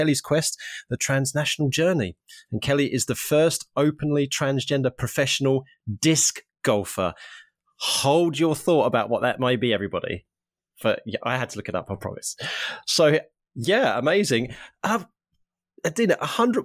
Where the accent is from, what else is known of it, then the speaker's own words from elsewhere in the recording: Harlow, East of England, United Kingdom; now in Norwich, United Kingdom; from my hometown of Harlow in Essex, which is just outside of London